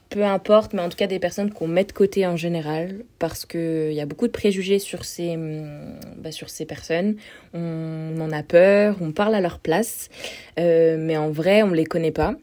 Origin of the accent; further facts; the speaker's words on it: France; je viens d'un petit trou dans la montagne euh, vers la Suisse.